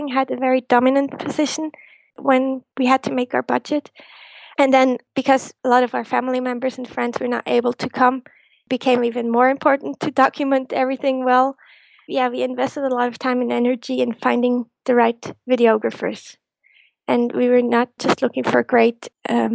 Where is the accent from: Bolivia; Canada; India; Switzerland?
Switzerland; growing up, being a Disney fan in Switzerland